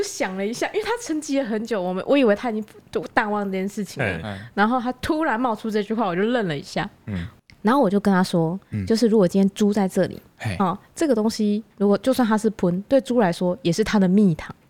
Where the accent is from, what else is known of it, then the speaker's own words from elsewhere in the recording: Taoyuan, Taiwan; born there; 我是在桃园出生。